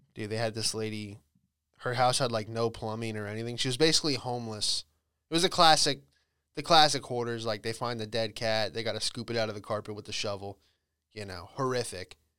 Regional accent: Bradenton, Florida, United States; moved away; I was back in, uh, Bradenton. Florida, that's where I grew up.

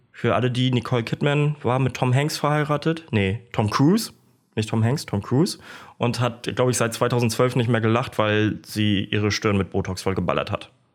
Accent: Kiel, Schleswig-Holstein, Germany; moved away; also born or lived in Stralsund; in meiner alten Heimat in Kiel, Emschenhagen, da bin ich groß geworden

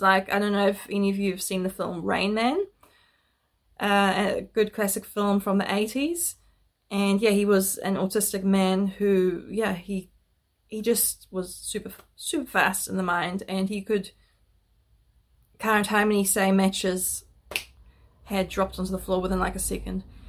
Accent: Netherlands; I was born in Holland

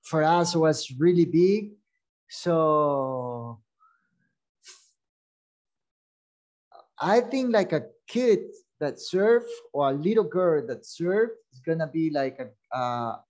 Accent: El Zonte, La Libertad, El Salvador; English is a second language; We grew up in Sonte. We're born here, so Sonte was like that little town that we get tourism

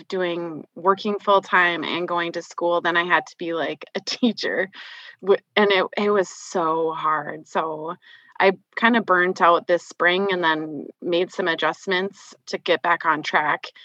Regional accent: Minnesota, United States; now in South Dakota, United States; I grew up in Minnesota, and I now live in South Dakota

